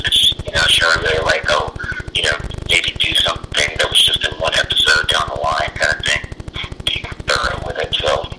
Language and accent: English; Crestwood, New York, United States; also born or lived in Yonkers; Okay, well, I'm really from Crestwood, but, you know, a lot of people don't know Crestwood, so I say Yonkers or Tuckahoe, though.